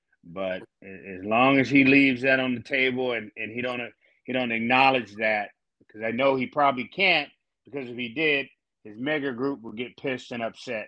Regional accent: Memphis, Tennessee, United States; And I'm from the South, my man. I'm from Memphis, Tennessee.

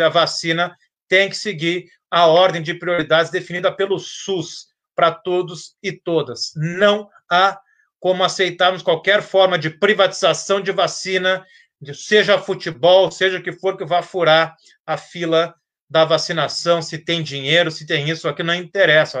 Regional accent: Brazil; como brasileiro

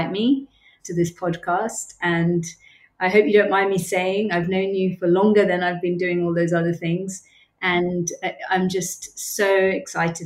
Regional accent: United Kingdom; moved away as an adult; also born or lived in Cambodia; now in Bangkok, Thailand; As people will probably be able to tell from my accent, I'm from the UK, born and brought up in the UK

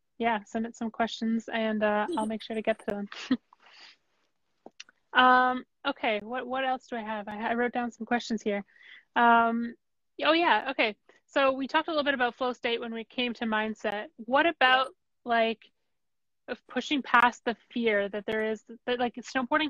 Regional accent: Ottawa, Ontario, Canada; I'm from Ottawa

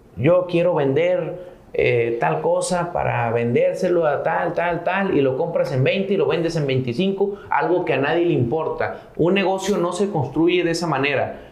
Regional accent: Santiago, Nuevo León, Mexico; soy de la Sierra de Santiago, Nuevo León

